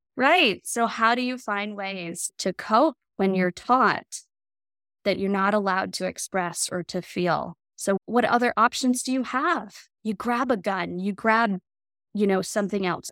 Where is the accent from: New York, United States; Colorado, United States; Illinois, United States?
Colorado, United States; moved away as an adult; I grew up in Colorado.